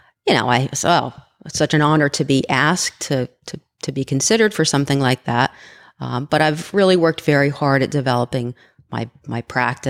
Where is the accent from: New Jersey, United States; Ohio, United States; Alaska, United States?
New Jersey, United States; Bridgeton; my hometown of Bridgeton